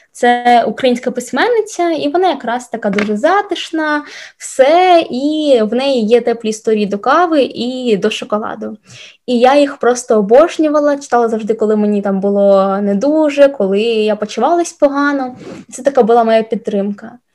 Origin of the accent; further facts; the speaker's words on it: Sloviansk, Donetsk Oblast, Ukraine; moved away; also born or lived in Kyiv / Stockholm; я зі Слов'янська